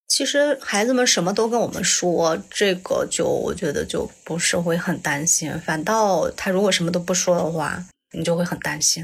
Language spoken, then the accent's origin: Chinese; Taiyuan, Shanxi, China; 我来自山西太原